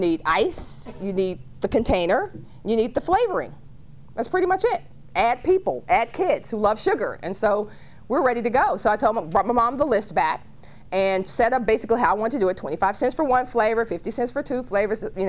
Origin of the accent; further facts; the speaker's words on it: Dallas, Texas, United States; I grew up in Dallas and started my first business when I was 9 years old